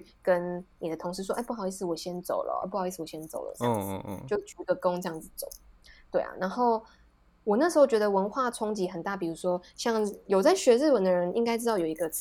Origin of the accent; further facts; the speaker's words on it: Taiwan; moved away; also born or lived in Japan; 你到底把我们台湾想成什么样的地方？